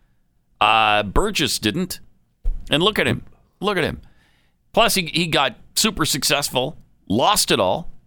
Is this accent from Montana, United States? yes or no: yes; Helena, Montana, United States; when I was growing up in Helena, everybody knew there was one black family in town